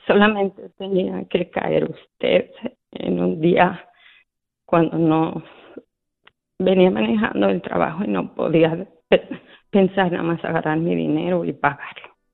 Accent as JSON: {"language": "Spanish", "region": "Mexico City", "country": "Mexico", "moved": "yes", "said": "Estoy de la Ciudad de México."}